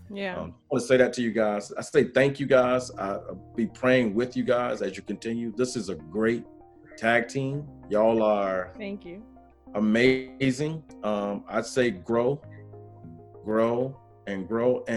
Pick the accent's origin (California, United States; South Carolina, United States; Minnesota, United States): South Carolina, United States; now in North Carolina, United States; I'm from South Carolina, but I live in North Carolina